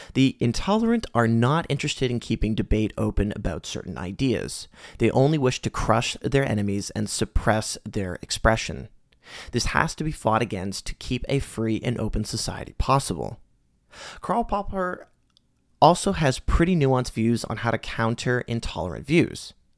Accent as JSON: {"language": "English", "country": "Canada", "tie": "born or raised there", "said": "As a Canadian, I've had the privilege of growing up in a society that has increasingly become more progressive and accepting"}